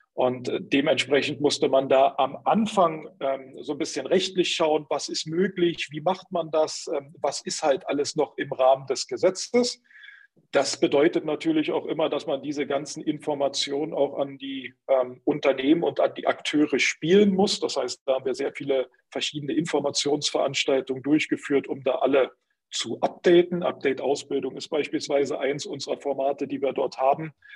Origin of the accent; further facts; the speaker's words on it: Berlin, Germany; ich komm aus Berlin, bin immer in Berlin ähm, unterwegs gewesen